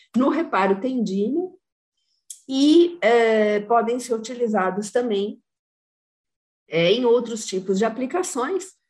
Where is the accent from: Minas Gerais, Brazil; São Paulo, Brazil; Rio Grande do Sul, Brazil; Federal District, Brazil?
São Paulo, Brazil; São Carlos; Eu sou de São Carlos, para quem não sabe, eu moro em São Carlos.